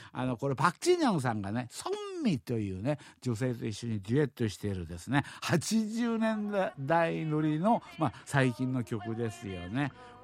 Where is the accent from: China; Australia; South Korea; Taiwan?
South Korea; Seoul; 子供の時にチョンロに住んでました